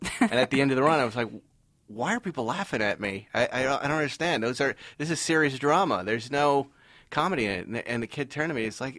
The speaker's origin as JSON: {"language": "English", "town": "Boston", "region": "Massachusetts", "country": "United States", "tie": "born or raised there", "moved": "yes", "said": "my hometown of Boston, like the Boston accent."}